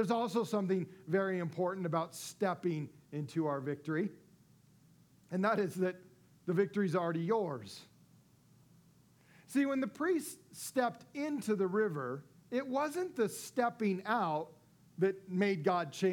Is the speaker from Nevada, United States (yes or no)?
yes; Las Vegas, Nevada, United States; my hometown of Las Vegas